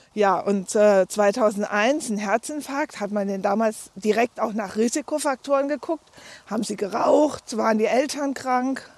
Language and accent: German; Dinslaken, North Rhine-Westphalia, Germany; also born or lived in Landau in der Pfalz; now in Lustadt, Germany; ich bin in Dienstlagen am Niederrhein geboren